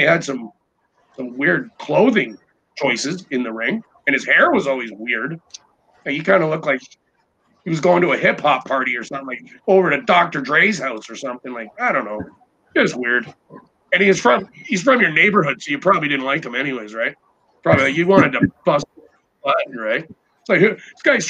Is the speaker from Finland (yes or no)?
no; Newfoundland and Labrador, Canada; I'm freaking Scottish, right? So I'm a newfie.